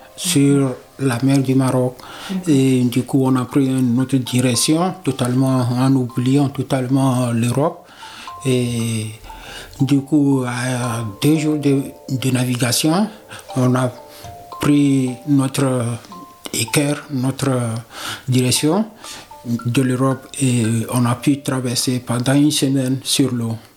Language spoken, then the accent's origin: French; Togo; moved away as an adult; now in France; je viens du Togo.